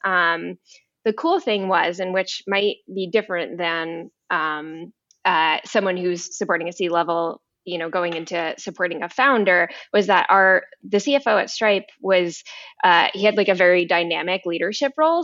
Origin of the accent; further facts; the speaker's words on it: East Coast, United States; moved away; I'm originally from the East Coast